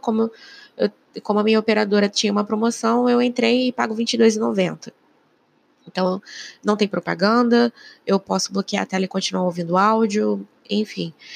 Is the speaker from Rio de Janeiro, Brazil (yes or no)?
yes; Rio de Janeiro, Brazil; Eu sou do Rio de Janeiro